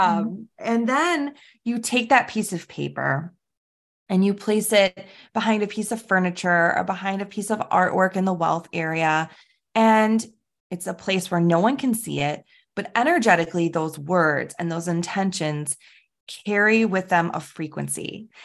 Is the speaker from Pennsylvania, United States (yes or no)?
no; Chicago, Illinois, United States; I am from Chicago